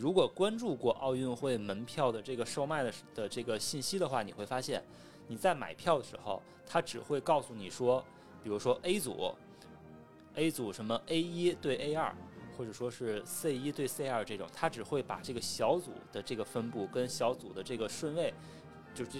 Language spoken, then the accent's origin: Chinese; Tianjin, China; 我是天津人